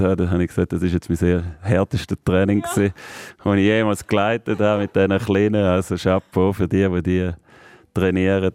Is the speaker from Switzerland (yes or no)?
yes; Thurgau, Switzerland; bei dem Thurgau wieder, meine Heimat